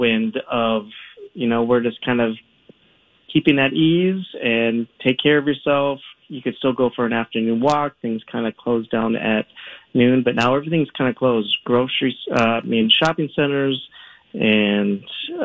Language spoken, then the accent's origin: English; United States; moved away as an adult; now in Rome, Italy; I'm an American teacher at an American school